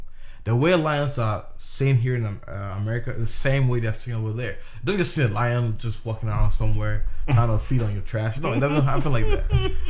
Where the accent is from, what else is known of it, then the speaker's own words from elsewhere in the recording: Ghana; first language English; moved away as an adult; also born or lived in Canada; now in United States; I told her I was a Ghanaian